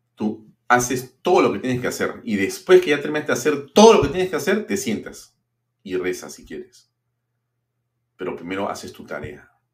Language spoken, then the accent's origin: Spanish; Peru; Si algo somos los peruanos, es caritativos y solidarios